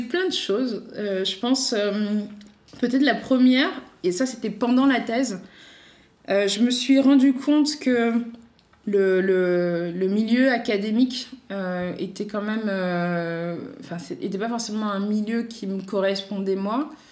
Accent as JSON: {"language": "French", "town": "Paris", "region": "Île-de-France", "country": "France", "tie": "born or raised there", "also_born_or_lived": "La Ferrière, Île-de-France", "said": "moi, je suis parisienne et j'ai grandi à Paris et un petit peu aussi en banlieue, presque en campagne de l'Île-de-France, à la ferrière"}